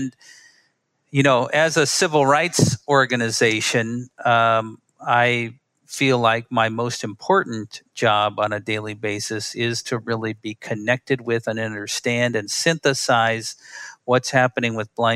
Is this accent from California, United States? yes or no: no; Milwaukee, Wisconsin, United States; I grew up in Milwaukee, Wisconsin.